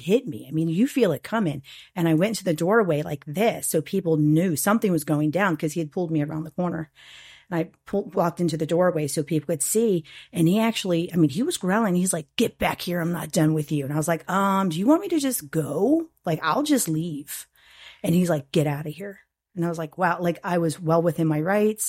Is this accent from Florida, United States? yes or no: yes; St. Petersburg, Florida, United States; I was born and raised in Saint Pete.